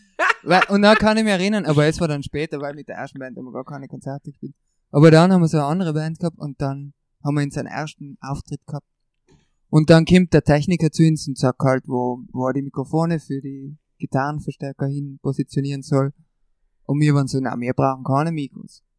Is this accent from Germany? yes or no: no; Brixen, Trentino-Alto Adige, Italy; bei uns in Brixen